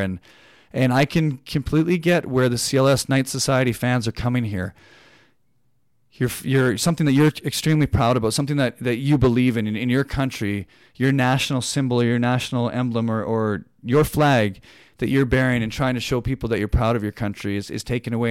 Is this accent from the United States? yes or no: no; Canada; I'm a Canadian person